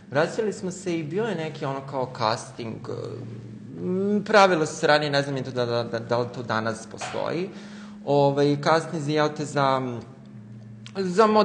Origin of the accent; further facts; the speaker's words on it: Smederevo, Podunavlje District, Serbia; now in Belgrade, Serbia; ja sam rođen u Smederevu, e, živim u Beogradu sada